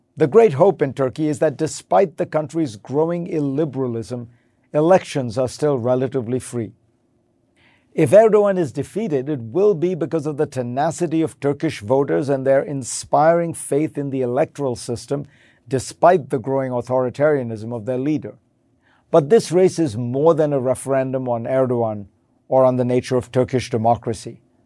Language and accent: English; India; growing up in India